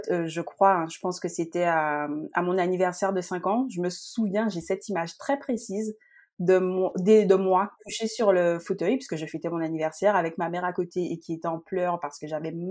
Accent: Guadeloupe; moved away as an adult; now in Paris region, France; je suis guadeloupéenne et je vis depuis euh, maintenant 12 ans, hein, voire presque 13, euh, en région parisienne.

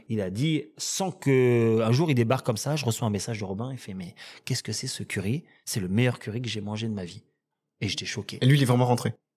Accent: Villiers-le-Bel, Île-de-France, France; j'ai grandi à Villelbel

